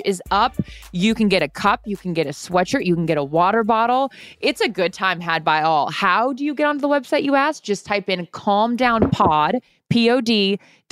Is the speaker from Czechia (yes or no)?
no; Seattle, Washington, United States; I grew up in Seattle